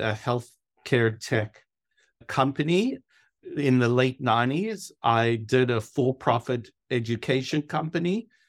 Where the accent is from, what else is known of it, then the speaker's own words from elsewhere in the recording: South Africa; moved away as an adult; also born or lived in New York; I was born in South Africa. I grew up through high school in South Africa